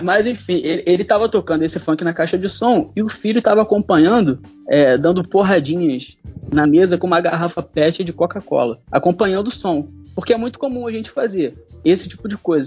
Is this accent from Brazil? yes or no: yes; Rio de Janeiro, Brazil; sou carioca